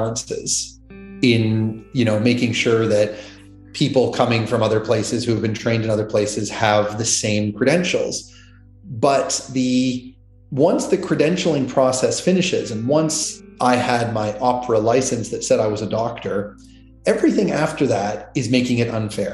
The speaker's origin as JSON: {"language": "English", "country": "Canada", "tie": "born or raised there", "also_born_or_lived": "United States", "accent": "Canadian", "moved": "as an adult", "lives_now": "Australia", "said": "I'm Canadian. I have an accent in this country, at least. No, so I was born in Canada"}